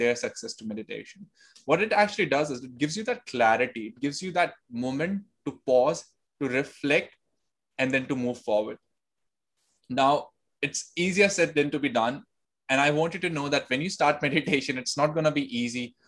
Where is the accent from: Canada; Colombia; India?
India; moved away as an adult; also born or lived in Delhi; now in Sydney, Australia; I was born and raised in India, and then I moved to Sydney in 2019.